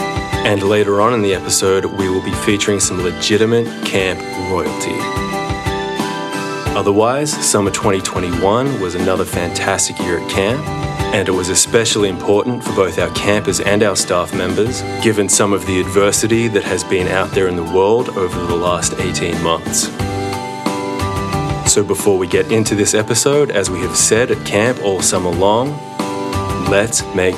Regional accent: Australia; moved away; And as you may have noticed from my adorable accent, I'm from Australia.

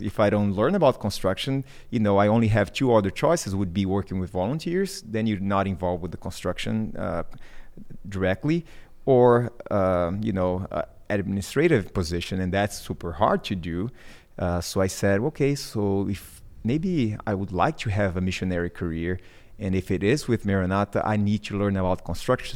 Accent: Brazil; English is a second language; moved away as an adult; also born or lived in Mozambique; now in Peru; I'm from Brazil, and I had, uh, that language

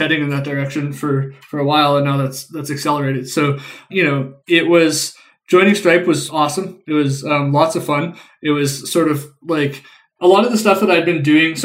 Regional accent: Winnipeg, Manitoba, Canada; I grew up and live in Winnipeg, Canada

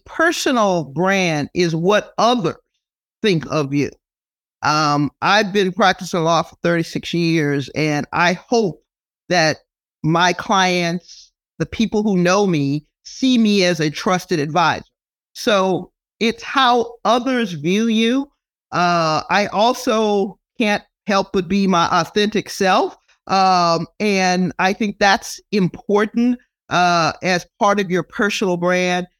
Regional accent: Texas, United States; now in California, United States; I grew up in Texas

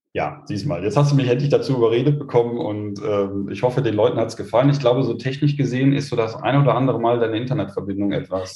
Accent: Osterath, North Rhine-Westphalia, Germany; also born or lived in Krefeld; bei uns in Osterrad

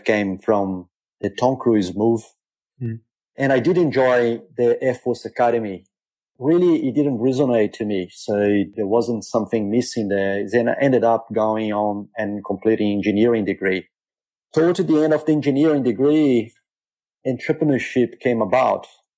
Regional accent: Rio de Janeiro, Brazil; now in Perth, Australia; I was born in Brazil, grew up in Rio, largely middle-class family

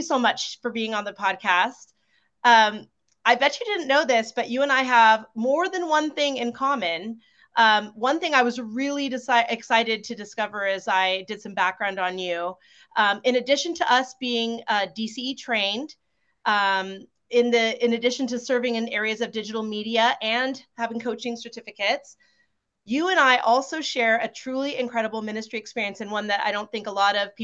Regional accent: Concord, California, United States; I grew up in Concord

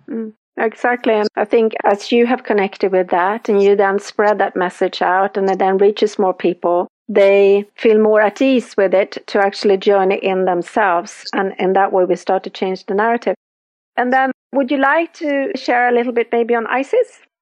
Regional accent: Sweden; I'm from Sweden, so we have our Nordic goddesses

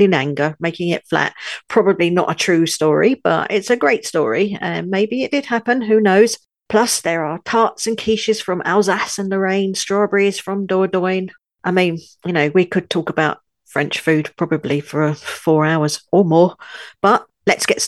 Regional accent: London, United Kingdom; also born or lived in northern France; now in France; I was born in London, UK, I now live in a tiny village in the far north of France

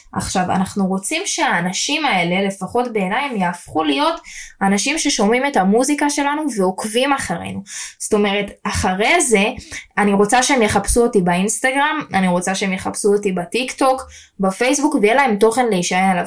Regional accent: Jerusalem, Jerusalem District, Israel; אם אני ירושלמית

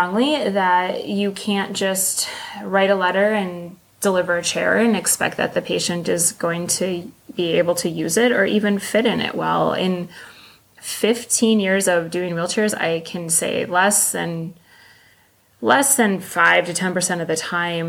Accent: Northern Minnesota, United States; I am from Minnesota. Northern Minnesota. I could drive a four-wheeler before I could drive a car

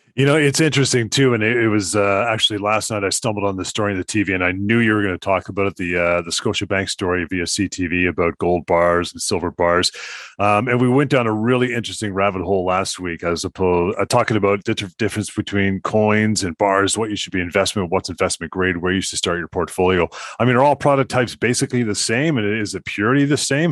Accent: Canada; we're Canadian, eh?

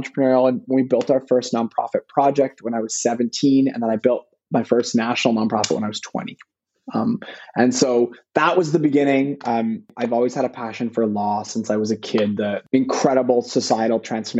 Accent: Vancouver, British Columbia, Canada; I was born in Vancouver and in the kind of mid-80s

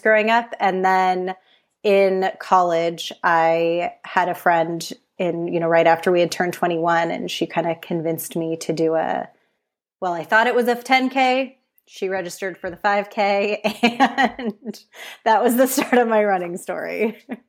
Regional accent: San Francisco Bay Area, California, United States; now in San Diego, United States; I grew up in the San Francisco Bay Area and lived there until about two years ago, and then we relocated

